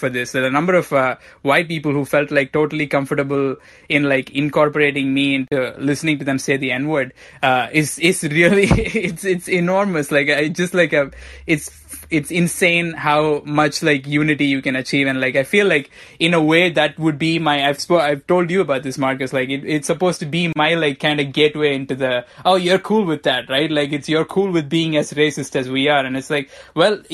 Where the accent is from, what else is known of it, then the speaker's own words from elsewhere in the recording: southern India, India; moved away; I come from the southern part of India